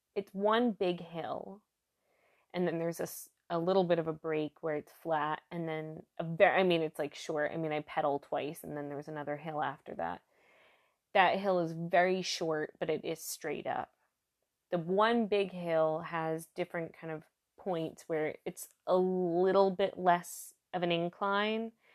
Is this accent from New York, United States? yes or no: yes; New York, United States; moved away as an adult; now in Germany; I'm from New York State